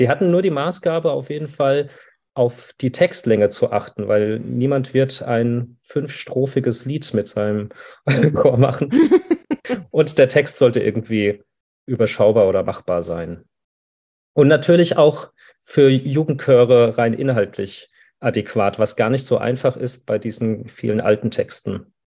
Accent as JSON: {"language": "German", "town": "Frankfurt", "region": "Hesse", "country": "Germany", "said": "ich bin ja aus Frankfurt"}